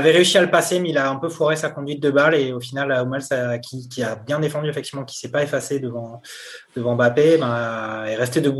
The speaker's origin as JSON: {"language": "French", "country": "France"}